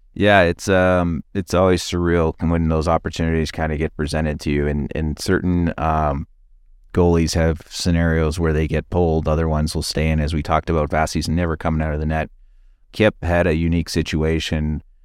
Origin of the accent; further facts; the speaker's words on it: Calgary, Alberta, Canada; moved away; also born or lived in London, Ontario; growing up in Calgary